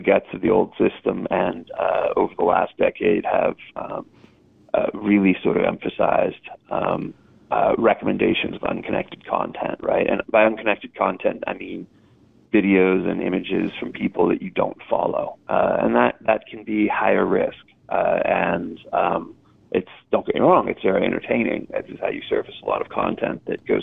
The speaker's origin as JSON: {"language": "English", "country": "United States", "said": "as an American"}